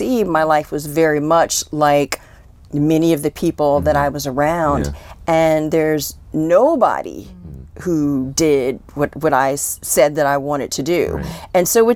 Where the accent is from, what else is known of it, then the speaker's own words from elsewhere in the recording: Columbia, Maryland, United States; moved away as an adult; also born or lived in Washington, District of Columbia, United States; I grew up in Columbia, Maryland